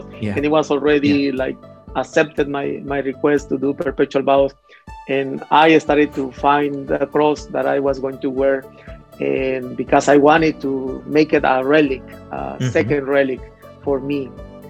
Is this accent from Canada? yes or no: no; Mexico; moved away as an adult; also born or lived in United States; I was born in Mexico and I grew up there